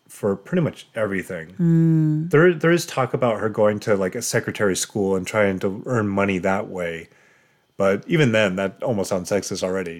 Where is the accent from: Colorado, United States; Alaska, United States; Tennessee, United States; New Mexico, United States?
Colorado, United States; moved away; also born or lived in Japan / Seattle; I'm originally from Colorado, which is like bone dry.